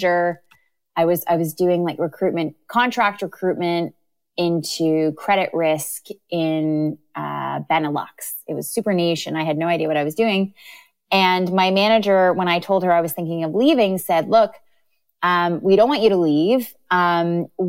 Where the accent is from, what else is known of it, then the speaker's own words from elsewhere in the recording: Canada; moved away as an adult; also born or lived in London, United Kingdom; now in United Kingdom; I'm from Canada, and I did my undergrad and bachelor of ed at Queen's University in Canada